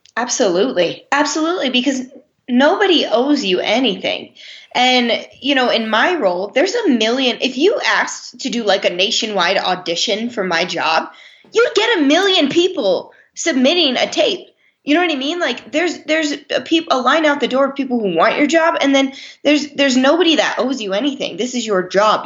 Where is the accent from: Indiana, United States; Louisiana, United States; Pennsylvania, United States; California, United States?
Pennsylvania, United States; Lehigh Valley; also born or lived in New Jersey; I'm from uh, an area in Pennsylvania, the Lehigh Valley